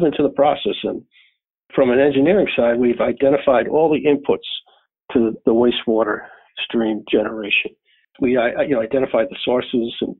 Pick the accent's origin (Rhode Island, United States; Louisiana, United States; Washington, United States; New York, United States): Rhode Island, United States; Newport; I grew up in Newport, Rhode Island